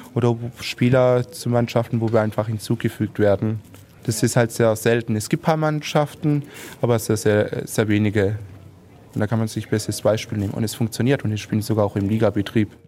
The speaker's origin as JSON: {"language": "German", "town": "Heilbronn", "region": "Baden-Württemberg", "country": "Germany", "said": "bin 31 Jahre alt, ich komme aus Heilbronn und spiele Fußball"}